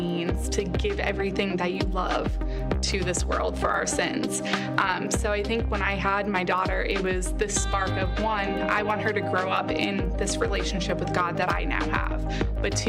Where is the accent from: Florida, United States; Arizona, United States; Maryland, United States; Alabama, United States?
Arizona, United States; Scottsdale; I was born and raised here in Scottsdale